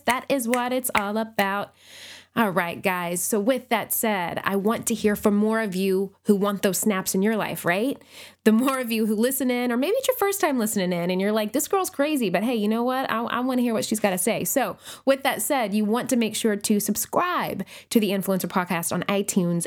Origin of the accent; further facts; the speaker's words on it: Nashville, Tennessee, United States; my hometown of Nashville, Tennessee